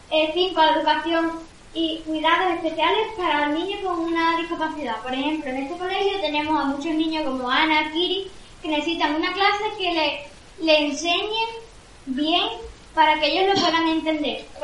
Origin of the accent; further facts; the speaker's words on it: Spain; nosotros somos de España, de Europa.